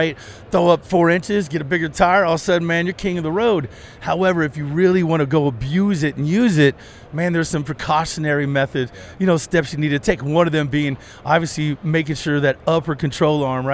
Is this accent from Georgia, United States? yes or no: no; Kentucky, United States; also born or lived in Florida; now in Colorado, United States; I grew up in Kentucky.